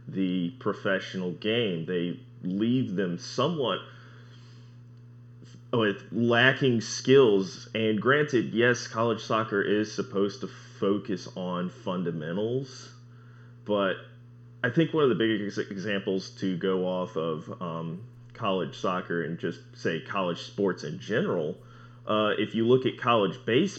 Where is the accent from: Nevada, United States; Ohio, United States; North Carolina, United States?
North Carolina, United States; Winston-Salem; I'm from Winston-Salem, North Carolina